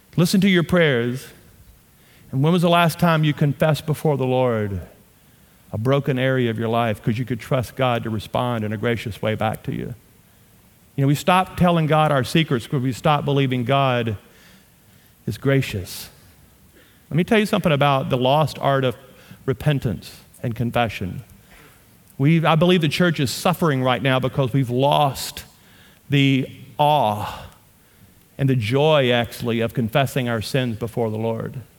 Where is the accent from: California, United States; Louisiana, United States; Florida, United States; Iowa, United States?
Louisiana, United States; Shreveport; accent: southern; moved away as an adult; also born or lived in Amarillo, Texas; now in Colorado, United States; I am from Louisiana. My wife and I, born and raised in Louisiana, we now live on the front range of the Rocky Mountains